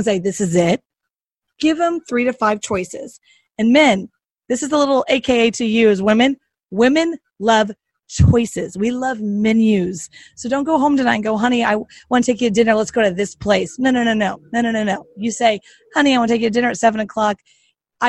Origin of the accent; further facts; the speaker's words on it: the South, United States; I'm from the South